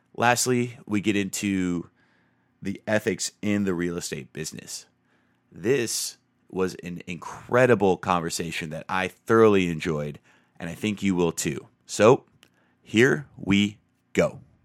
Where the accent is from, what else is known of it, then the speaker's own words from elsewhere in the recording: Tucson, Arizona, United States; I grew up in Tucson, Arizona